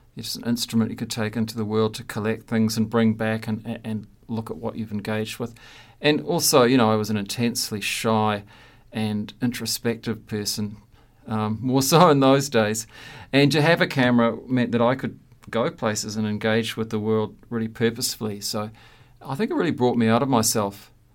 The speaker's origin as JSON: {"language": "English", "town": "Christchurch", "region": "Canterbury", "country": "New Zealand", "tie": "born or raised there", "also_born_or_lived": "Hamilton", "moved": "as an adult", "said": "left my hometown of Christchurch looking for a job after graduating from art school"}